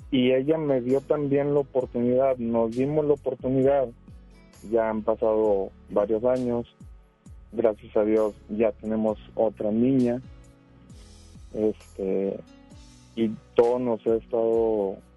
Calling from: Escobedo, Nuevo León, Mexico; de acá de Escobedo, ahorita estoy en Escobedo en el trabajo.

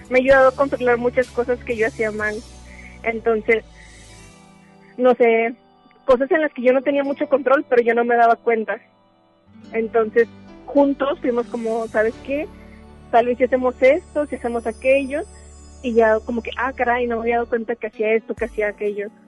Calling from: Guadalupe, Nuevo León, Mexico; Eh, de Guadalupe, de aquí, de Nuevo León.

